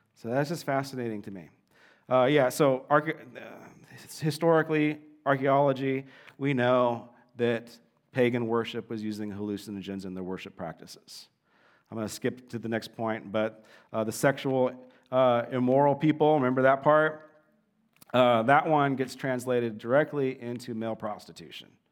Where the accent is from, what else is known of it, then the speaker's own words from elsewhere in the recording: Southern California, United States; growing up in Southern California